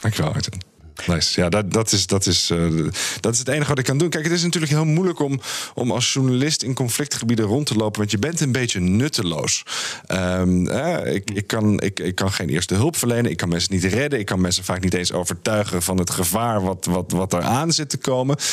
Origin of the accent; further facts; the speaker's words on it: Friesland, Netherlands; moved away; also born or lived in France; ik ben als niet-Fries, en mijn ouders zijn niet-Fries, eh, ben ik opgegroeid in Friesland